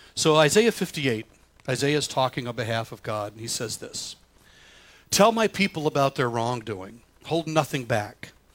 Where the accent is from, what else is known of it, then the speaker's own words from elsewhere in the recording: the South, United States; now in Michigan, United States; I grew up in the South